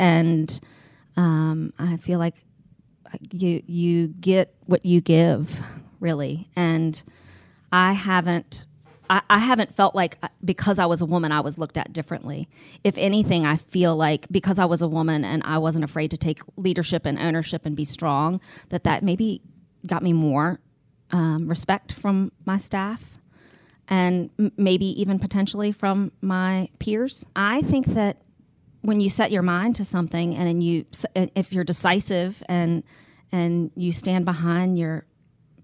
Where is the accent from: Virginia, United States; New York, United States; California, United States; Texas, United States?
Virginia, United States; Mechanicsville; also born or lived in Richmond, Virginia; I grew up in Mechanicsville